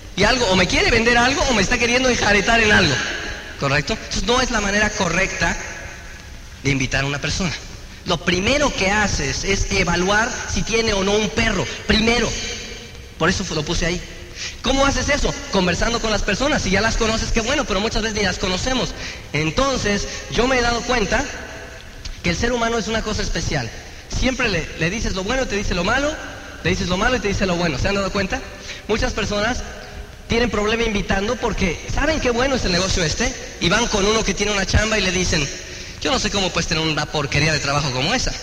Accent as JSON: {"language": "Spanish", "country": "Mexico", "moved": "yes", "said": "allá de donde yo soy, de Transingo"}